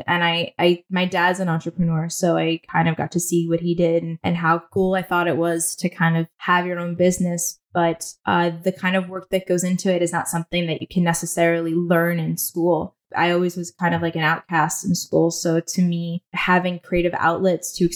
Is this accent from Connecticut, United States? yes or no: yes; Ridgefield, Connecticut, United States; also born or lived in Manhattan, New York; I was born in Manhattan, and then I like to say I was taken hostage and raised in Connecticut, but my parents decided to move to Connecticut.